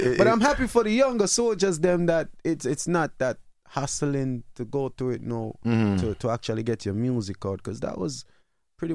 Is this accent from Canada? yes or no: no; Kingston, Jamaica; moved away; also born or lived in New York; the Daps is literally where I'm from, you know? Because I'm from Dapa Road, you know, in Seaview.